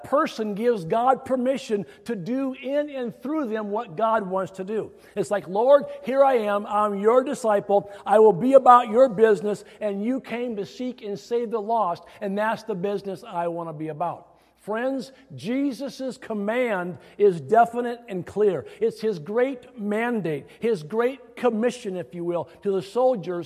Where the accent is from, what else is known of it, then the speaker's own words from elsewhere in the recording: Iowa, United States; growing up in the Midwest, specifically Iowa